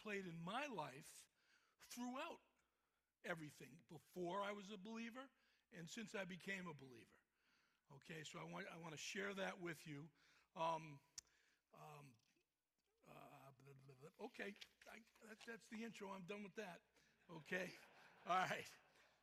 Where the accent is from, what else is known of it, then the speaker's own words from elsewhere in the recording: Boston, Massachusetts, United States; accent: Boston; moved away; my Boston accent